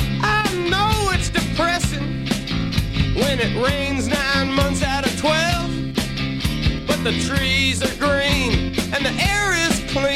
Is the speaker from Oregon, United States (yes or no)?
yes; Oregon, United States; I'm proud to say out of the USA, I'm from Oregon.